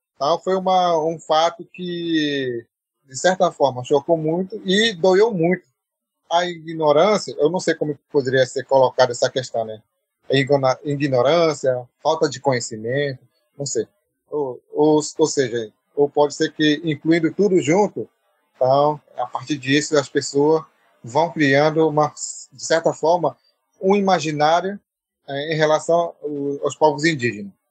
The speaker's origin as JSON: {"language": "Portuguese", "town": "São Gabriel da Cachoeira", "region": "Amazonas", "country": "Brazil", "tie": "born or raised there", "moved": "yes", "lives_now": "Manaus, Brazil", "said": "Eu nasci numa comunidade chamada Mionhapitó, é, onde eu pertenço"}